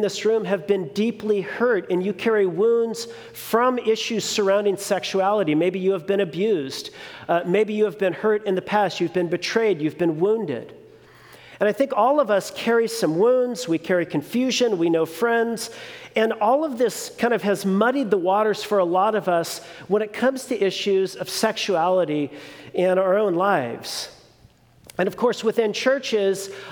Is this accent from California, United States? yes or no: yes; Long Beach, California, United States; also born or lived in New Mexico; I was born and raised in one of the most progressive cities in California, Long Beach